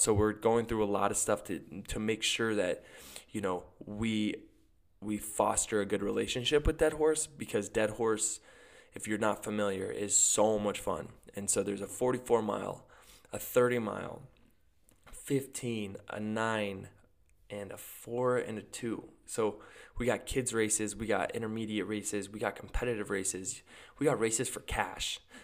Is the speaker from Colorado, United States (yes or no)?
yes; Gunnison, Colorado, United States; my hometown is Gunnison, Colorado.